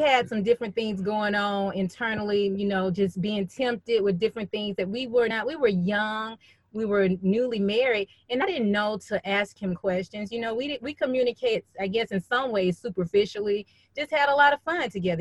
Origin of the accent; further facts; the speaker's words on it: Birmingham, Alabama, United States; I'm originally from Birmingham, Alabama